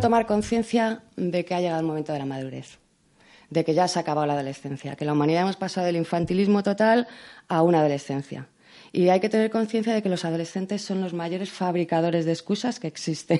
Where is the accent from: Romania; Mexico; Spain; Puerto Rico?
Spain; soy la primera española